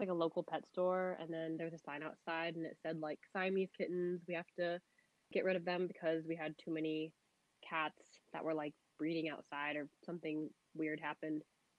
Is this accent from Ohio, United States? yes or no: yes; North Canton, Ohio, United States; also born or lived in Maoming, China; now in San Francisco, United States; I grew up in Ohio, specifically North Canton. It's about an hour from Cleveland. Mm. My mom adopted me when I was around 10 months old from Maoming, China. So that's southern China.